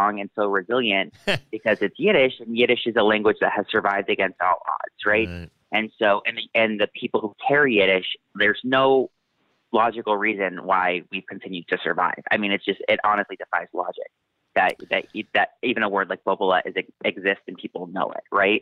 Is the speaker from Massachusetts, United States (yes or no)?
yes; Massachusetts, United States; I grew up in Massachusetts